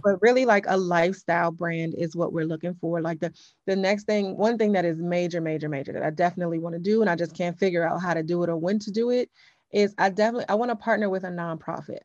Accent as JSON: {"language": "English", "town": "Upper Marlboro", "region": "Maryland", "country": "United States", "tie": "born or raised there", "said": "I grew up in Upper Marlboro, Maryland"}